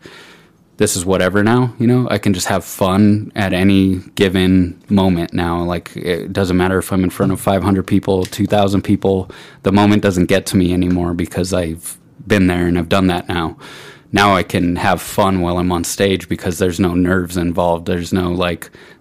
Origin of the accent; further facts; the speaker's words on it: Pueblo, Colorado, United States; this is my hometown